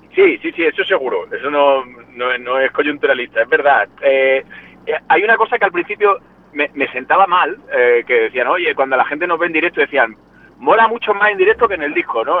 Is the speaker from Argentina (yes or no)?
no; Jaén, Andalusia, Spain; moved away as an adult; now in Madrid, Spain; Somos cordobeses. Bueno, yo en concreto de Jaén.